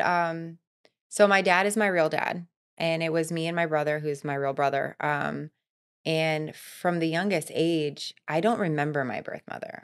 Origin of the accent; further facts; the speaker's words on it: Florida, United States; also born or lived in Vermont; I was born in Vermont, but I was raised here. I've been here for thirty-five years, so I'm a Floridian.